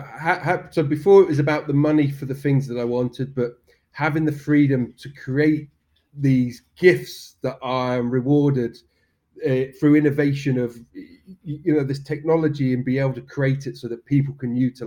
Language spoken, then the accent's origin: English; Swanage, South West England, United Kingdom; also born or lived in Spain; now in Poole, United Kingdom; I'm from Swanage, but live in Poole